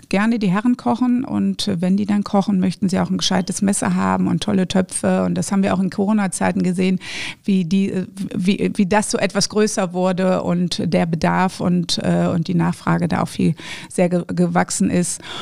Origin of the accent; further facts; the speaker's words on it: Düsseldorf, North Rhine-Westphalia, Germany; Die ersten sieben Jahre meines Lebens habe ich auf der Kö gelebt, was ich seit 20 Jahren wieder tue